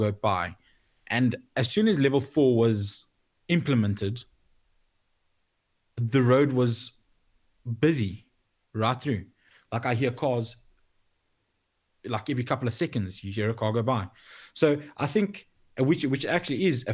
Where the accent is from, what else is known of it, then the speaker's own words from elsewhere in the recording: South Africa; as a South African